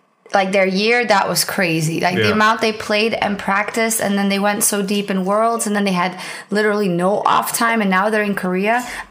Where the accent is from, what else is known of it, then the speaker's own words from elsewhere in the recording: Netherlands; first language Dutch; English is a second language; And I was on stage and I was on the Dutch stream. So I was speaking in my native language for the League of Legends part